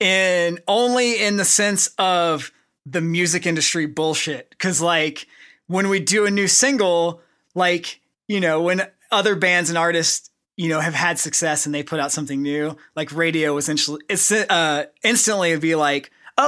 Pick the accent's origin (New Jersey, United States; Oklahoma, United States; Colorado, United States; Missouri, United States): Oklahoma, United States; you know, we come from Oklahoma, so we're just kind of like normal dudes.